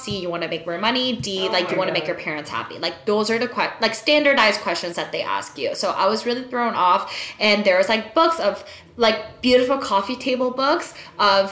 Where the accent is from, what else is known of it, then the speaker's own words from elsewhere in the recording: South Korea; now in Toronto, Canada; all my life growing up in Korea